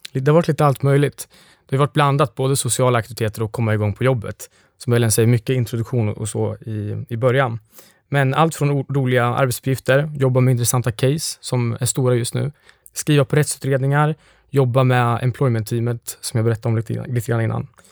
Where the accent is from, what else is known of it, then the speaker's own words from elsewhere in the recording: Lindesberg, Örebro County, Sweden; moved away; Jag kommer från Lindesberg